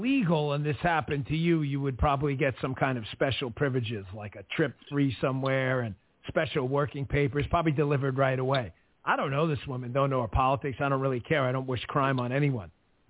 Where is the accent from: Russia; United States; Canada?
United States; New York City, New York; I grew up in New York.